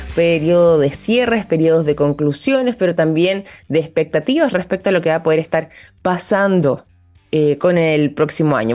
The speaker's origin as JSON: {"language": "Spanish", "country": "Chile", "said": "nosotros como chilenos"}